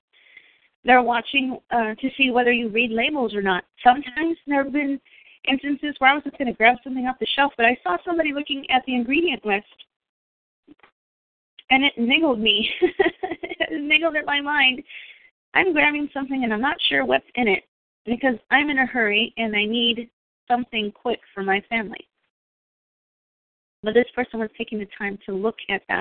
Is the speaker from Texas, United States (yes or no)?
yes; Texas, United States; moved away; also born or lived in New York; I'm from Texas